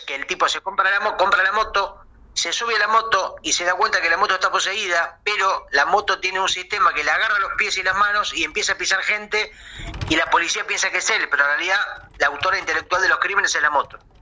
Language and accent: Spanish; Uruguay; yo, que soy de Uruguay